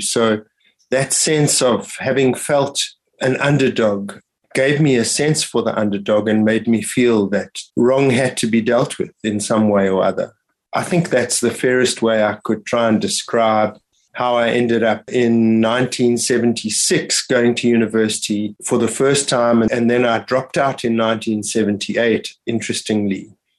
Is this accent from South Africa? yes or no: yes; Johannesburg, Gauteng, South Africa; born or raised there; also born or lived in Israel / Kloof, KwaZulu-Natal